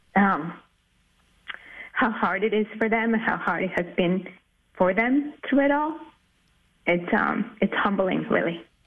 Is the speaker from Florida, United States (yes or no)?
yes; Miami, Florida, United States; now in Chicago, United States; I grew up in Miami